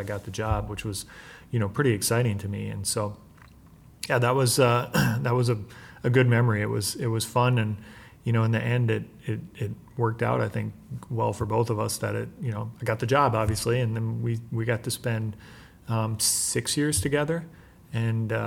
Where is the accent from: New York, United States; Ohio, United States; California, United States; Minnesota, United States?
Minnesota, United States; I'm from Minnesota and I had worked in this area